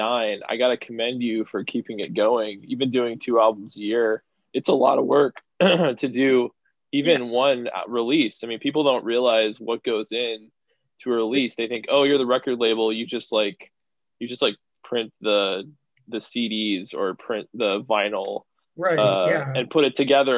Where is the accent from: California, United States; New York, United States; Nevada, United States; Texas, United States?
Texas, United States; now in Portland, United States; I'm from Texas originally